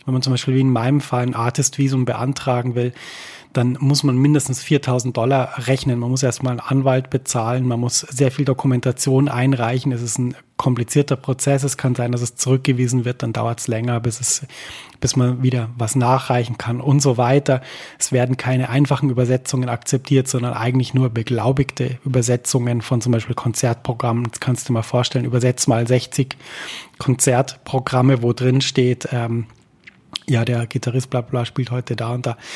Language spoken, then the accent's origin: German; Germany; Und ich habe gemerkt, immer wenn ich sage, ich komme aus Deutschland, war es so ein bisschen, äh, oh, es tut uns wahnsinnig leid.